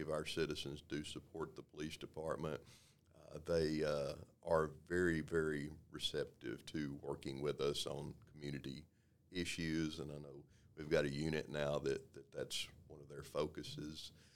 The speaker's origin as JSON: {"language": "English", "town": "Waco", "region": "Texas", "country": "United States", "tie": "born or raised there", "said": "I was born and raised here in Waco, born and raised in South Waco"}